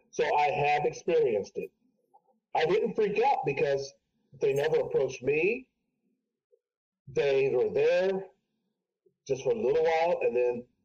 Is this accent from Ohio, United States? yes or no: yes; Urbana, Ohio, United States; we used to live in a house back in my hometown of Urbana, Ohio.